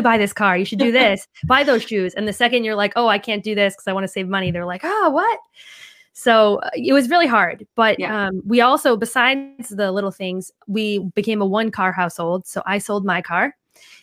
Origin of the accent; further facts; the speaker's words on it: East Coast, Northeast, United States; now in West Coast, United States; Growing up on the East Coast